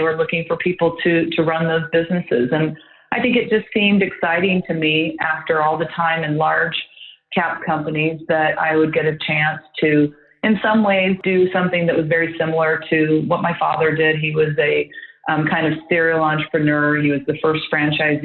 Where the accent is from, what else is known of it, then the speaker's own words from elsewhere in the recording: Midwest, United States; moved away; also born or lived in London; I grew up in the Midwest of the state